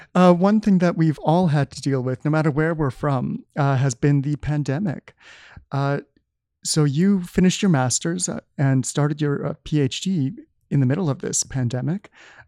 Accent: Canada; born there; That's something that I, as a Canadian born student, wouldn't have to deal with.

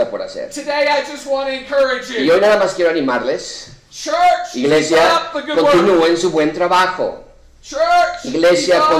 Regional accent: Mexico; o los gentiles aquí como nosotros somos mexicanos

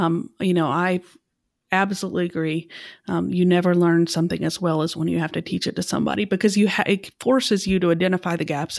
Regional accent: Atlanta, Georgia, United States; moved away as an adult; now in Chicago, United States; Well, I live in Chicago now, but I'm actually from Atlanta. So I lived in Atlanta from the time that I was 2 up until a year ago.

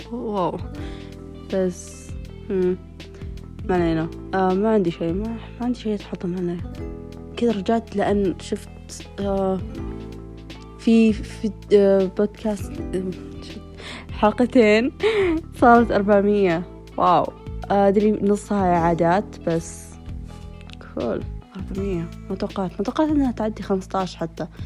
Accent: Saudi Arabia; وفي كذا عندنا بالسعودية يعني مثلا يعني قتل يعني من خمسة وعشرين لثلاثين سنة

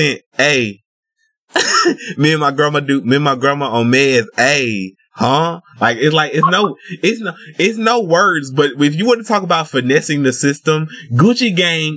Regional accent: the South, United States; I'm from the South

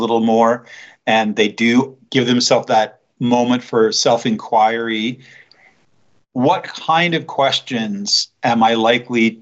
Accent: Canada; first language English; now in Switzerland; I'm a Canadian. I also live in Switzerland, but English is my one and only language

